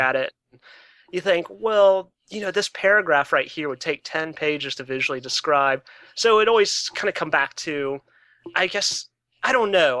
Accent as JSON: {"language": "English", "town": "Atlanta", "region": "Georgia", "country": "United States", "tie": "born or raised there", "moved": "yes", "lives_now": "Baltimore, United States", "said": "I grew up in Atlanta. So, um, I went to public school in Atlanta"}